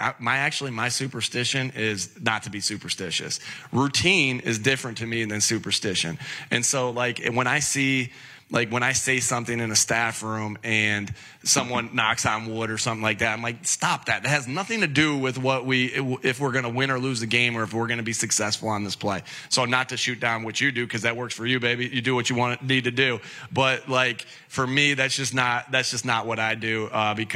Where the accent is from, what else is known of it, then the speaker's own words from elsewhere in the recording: Jamestown, New York, United States; as a kid growing up in Jamestown, New York, near the Buffalo area